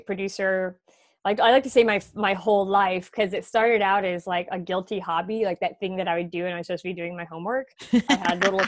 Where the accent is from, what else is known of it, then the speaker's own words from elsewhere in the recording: Massachusetts, United States; moved away as an adult; also born or lived in North Carolina; I'm very much from Massachusetts, but I did live for 4 years recently in North Carolina